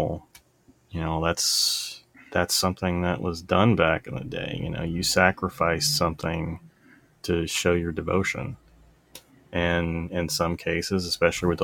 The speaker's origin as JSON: {"language": "English", "region": "the South", "country": "United States", "tie": "born or raised there", "said": "I grew up in the South"}